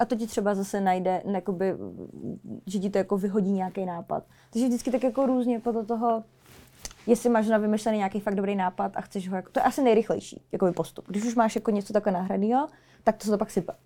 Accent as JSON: {"language": "Czech", "country": "Czechia", "said": "tady v Česku u nás"}